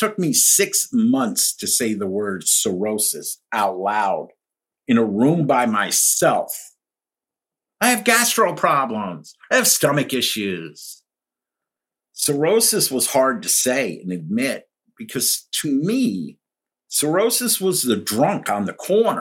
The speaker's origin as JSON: {"language": "English", "town": "Pelham", "region": "New York", "country": "United States", "tie": "born or raised there", "also_born_or_lived": "Greenwich, Connecticut / Baltimore, Maryland", "moved": "yes", "lives_now": "Chesapeake Bay, Maryland, United States", "said": "I grew up in New York in a town called Pelham right outside the Bronx"}